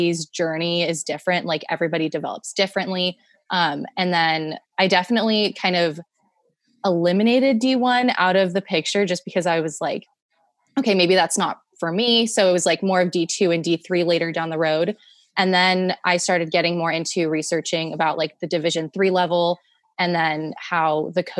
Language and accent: English; San Jose, California, United States; moved away as an adult; now in Tacoma, United States; I am from San Jose, California, born and raised